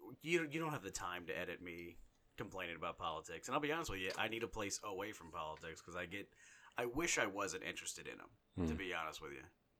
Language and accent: English; Ireland; It happened when I was born, because I'm Irish.